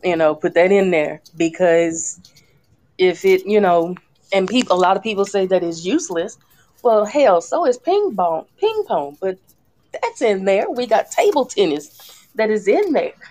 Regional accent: Louisiana, United States; I'm from Louisiana

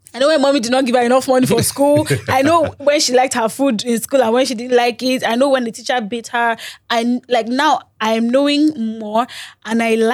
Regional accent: Lagos, Nigeria; So I come from Lagos, they come from Osun, we meet in Ibadan.

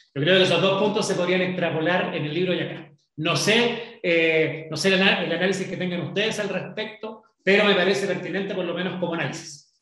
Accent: Chile; hemos vivido los chilenos

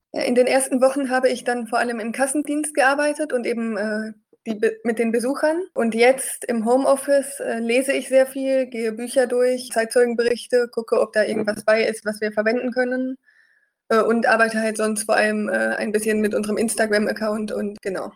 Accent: North Rhine-Westphalia, Germany; moved away as an adult; also born or lived in Eichsfeld; Ich komme ursprünglich aus NRW

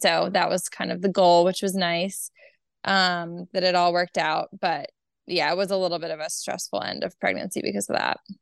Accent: Delaware, United States; now in Charlotte, United States; I'm from Delaware.

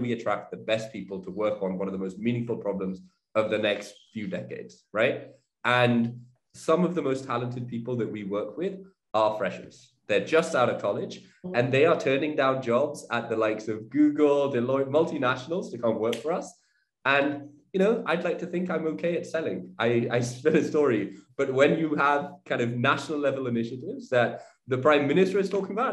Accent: United Kingdom; moved away; as you can tell from my accent, was living in the UK. I'd grown up in the UK.

